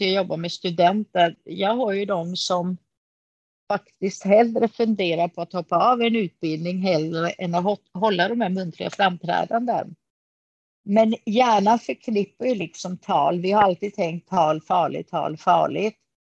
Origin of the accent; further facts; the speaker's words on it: Kalmar, Kalmar County, Sweden; Jag är ju född i Kalmar av grekiska föräldrar. Så jag har mhm. bott i Kalmar hela mitt liv.